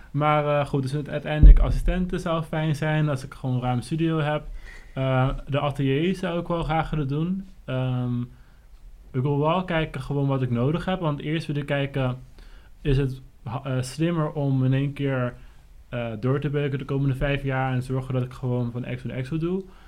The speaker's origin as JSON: {"language": "Dutch", "town": "Rotterdam", "region": "South Holland", "country": "Netherlands", "moved": "yes", "said": "wil ik uiteindelijk zo terug naar Rotterdam. waar ik vandaan kom"}